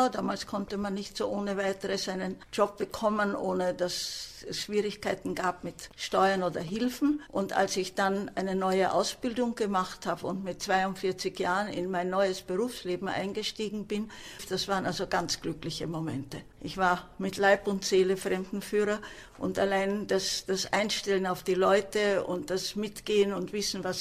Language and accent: German; Croatia; moved away; ich habe als Deutsche im Ausland gelebt und wir mussten natürlich dann meine eigentliche Heimat Kroatien, obwohl meine Eltern waren ja Deutsche, äh, verlassen und es war ein totaler neuer Aufbau von Null.